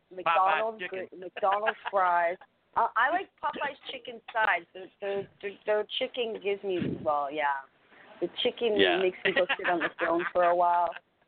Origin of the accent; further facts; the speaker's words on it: Canada; I'm Canadian